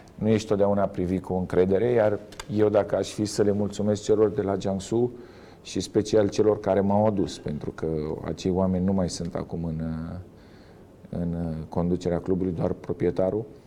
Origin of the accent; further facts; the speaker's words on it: Romania; moved away as an adult; also born or lived in China; noi românii